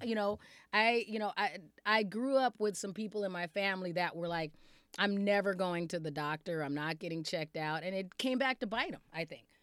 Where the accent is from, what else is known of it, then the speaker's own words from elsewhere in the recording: Arizona, United States; now in Minnesota, United States; I was also growing up in Arizona